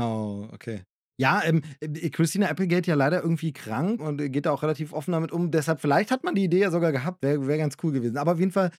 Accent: Germany; als Deutscher

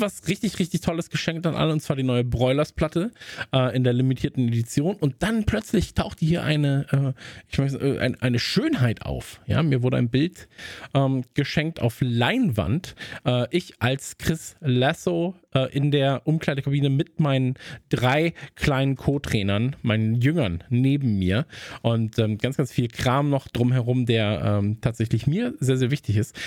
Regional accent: North Rhine-Westphalia, Germany; ich bin ja am Niederrhein aufgewachsen

